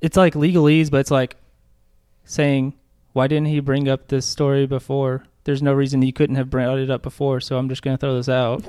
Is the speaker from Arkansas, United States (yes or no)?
yes; Little Rock, Arkansas, United States